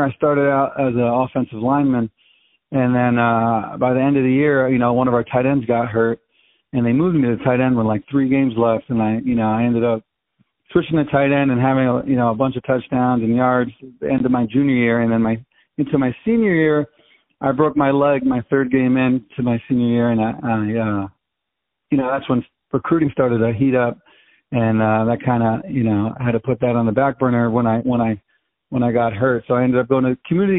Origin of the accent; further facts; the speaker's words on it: Poughkeepsie, New York, United States; also born or lived in Antigua and Barbuda / Cleveland, Ohio / Syracuse, New York; ended up back in Poughkeepsie, New York, in my hometown, and now I'm working here